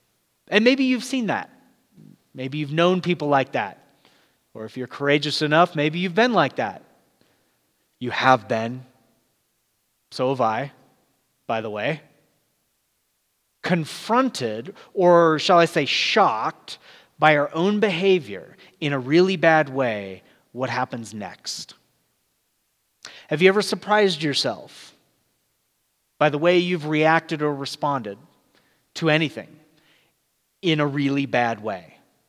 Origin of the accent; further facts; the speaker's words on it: California, United States; also born or lived in Florida / Georgia / Texas; I grew up in Southern California, at least for 9 years. There is an accent, but it's pretty light. But then we lived in places like Florida, Georgia, Texas, all very distinct accents.